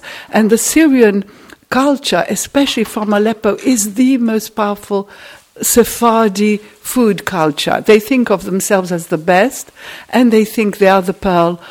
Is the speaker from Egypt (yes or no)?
yes; Egypt; moved away; I come from Egypt